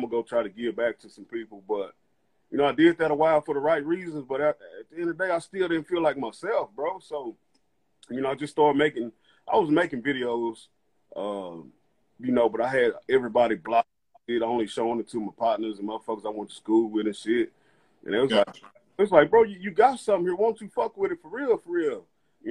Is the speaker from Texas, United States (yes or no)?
yes; Dallas, Texas, United States; I'm from Dallas, but I live outside the city in a small town.